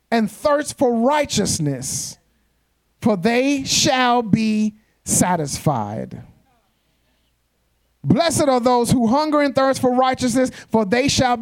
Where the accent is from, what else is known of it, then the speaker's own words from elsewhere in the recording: New York, United States; moved away; I'm from New York